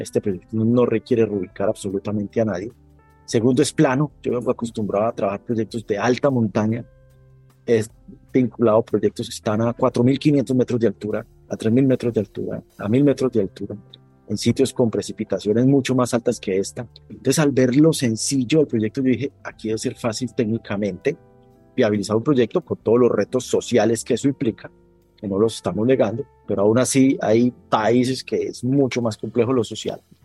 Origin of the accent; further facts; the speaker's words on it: Colombia; moved away as an adult; now in Guatemala; mi país de origen, que es Colombia